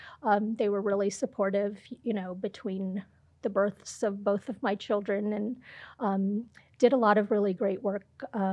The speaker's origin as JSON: {"language": "English", "region": "Ohio", "country": "United States", "tie": "born or raised there", "also_born_or_lived": "India / Chicago, Illinois", "moved": "as an adult", "lives_now": "Albuquerque, United States", "said": "I was born in India, but I was raised in Ohio."}